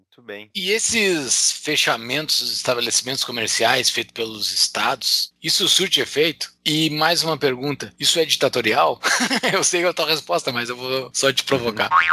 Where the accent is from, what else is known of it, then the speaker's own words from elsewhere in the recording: Brazil; eu sou eu sou brasileiro